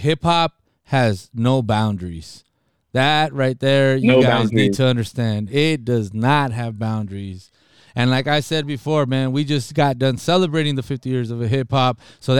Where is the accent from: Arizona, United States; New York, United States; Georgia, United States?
Arizona, United States; Nogales; also born or lived in Rio Rico; Big shout outs to the city of Nogales, to my hometown